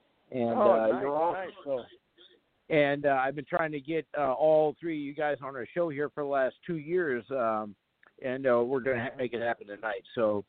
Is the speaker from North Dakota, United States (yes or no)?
yes; Fargo, North Dakota, United States; I'm from Fargo, North Dakota.